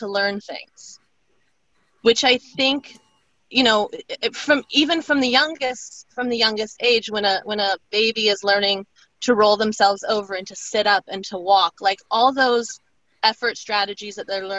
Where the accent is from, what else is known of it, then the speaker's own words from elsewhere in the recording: Alaska, United States; now in East Coast, United States; growing up in Alaska